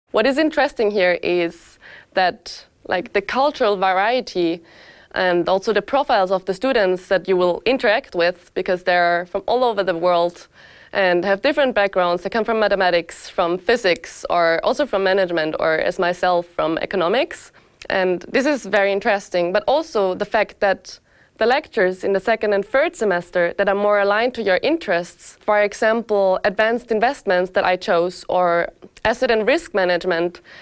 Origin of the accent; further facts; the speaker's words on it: Austria; moved away as an adult; now in Lausanne, Switzerland; I'm originally not Swiss. I come from Austria. So I came to Lausanne with my 23 years